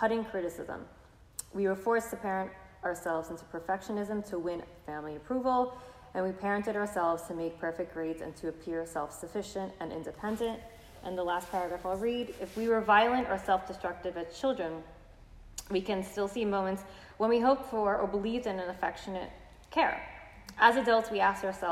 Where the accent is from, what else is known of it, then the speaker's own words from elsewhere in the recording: New York City, New York, United States; I'm from Brooklyn